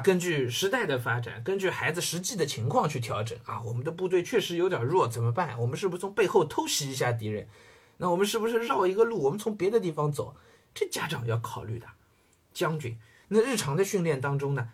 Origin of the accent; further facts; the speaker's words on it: China; 包括我们中国人